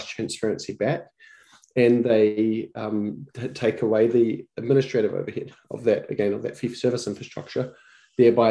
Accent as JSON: {"language": "English", "country": "New Zealand", "moved": "as an adult", "lives_now": "United States", "said": "My background is I'm from New Zealand"}